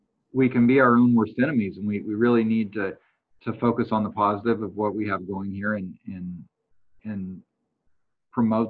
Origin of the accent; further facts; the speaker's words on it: Bakersfield, California, United States; moved away as an adult; also born or lived in Bay Area / Los Angeles; I was born and raised here in Bakersfield